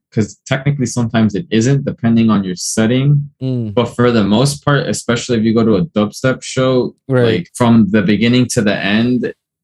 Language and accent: English; Hialeah, Florida, United States; I was born here, but I'm from Cuban descent